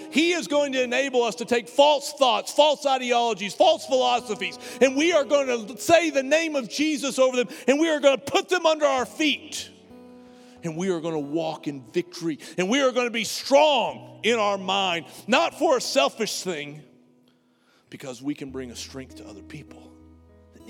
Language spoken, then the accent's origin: English; United States; I'm an American. We don't do metric